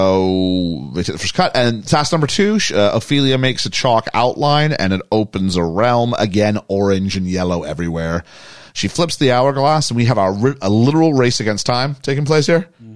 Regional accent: Canada; good Canadians

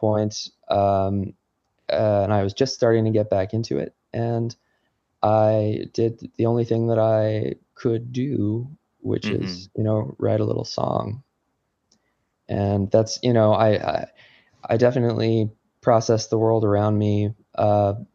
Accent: New Jersey, United States; now in Connecticut, United States; I grew up in New Jersey

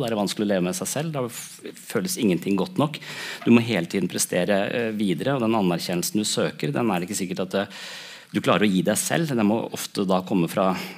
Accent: Tønsberg, Vestfold, Norway; Jeg vokste opp i Tønsberg

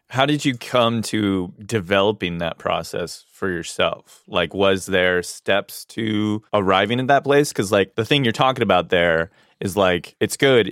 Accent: Hawaii, United States; I grew up in Hawaii

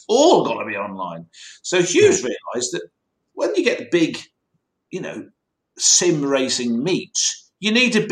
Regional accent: Loughborough, East Midlands, United Kingdom; Loughborough, my hometown.

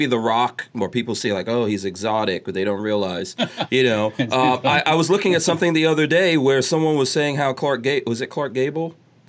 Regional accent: Guyana; born there; also born or lived in Nigeria; I lived in Nigeria, so I've lived, and I was born in Guyana

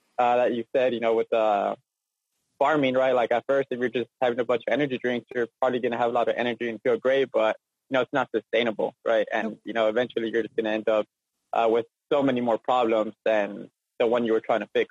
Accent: Eagle Pass, Texas, United States; also born or lived in Denver; I'm from Eagle Pass, where there's like a population of 20,000. So there's like no nonprofits here

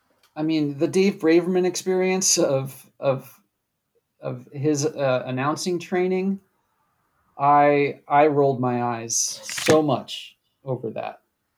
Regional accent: Wisconsin, United States; also born or lived in New England; I was born in New England, but most of my early talking years were all spent in Wisconsin.

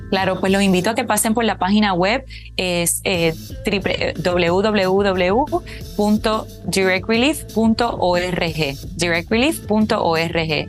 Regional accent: Puerto Rico; aquí en Puerto Rico, por ejemplo, que es de donde yo soy

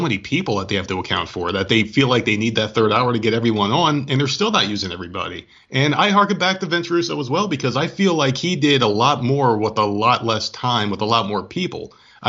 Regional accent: New Jersey, United States; I'm a Giants fan, dude. I'm from Jersey.

